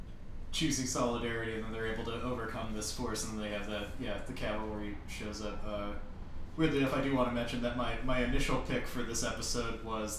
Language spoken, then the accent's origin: English; Oakland, California, United States; Man, I'm from Oakland.